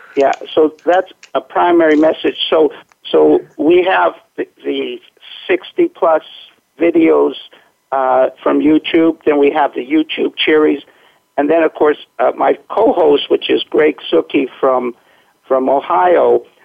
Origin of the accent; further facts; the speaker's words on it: Winnipeg, Manitoba, Canada; now in Tsawwassen, Canada; I was born in Winnipeg, which is the middle of, okay. of Canada, which is kind of like your Minnesota. And then I, uh, when I came out to the West Coast, it was so beautiful that I couldn't go anywhere else to live